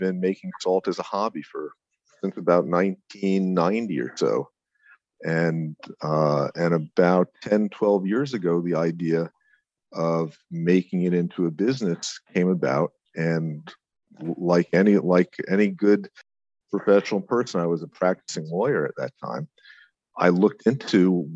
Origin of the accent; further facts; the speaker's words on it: Ardsley, New York, United States; now in Montauk, United States; I grew up in Westchester, in Ardsley in southern Westchester, north of the city.